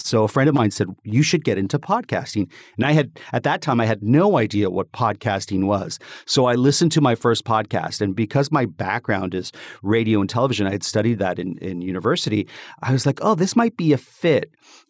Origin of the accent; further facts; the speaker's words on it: Toronto, Ontario, Canada; Well, I was born in Toronto.